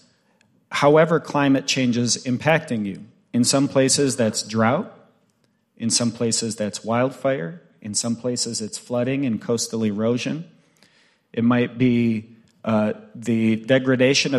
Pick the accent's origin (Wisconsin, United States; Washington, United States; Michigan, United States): Michigan, United States; Bay Mills Indian Community, northern; I'm Ojibwe from the Bay Mills Indian community, way up at the top of northern Michigan